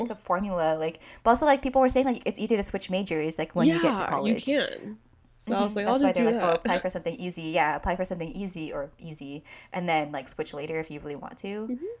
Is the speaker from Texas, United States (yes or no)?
no; California, United States; especially because I was from NorCal, or am from NorCal.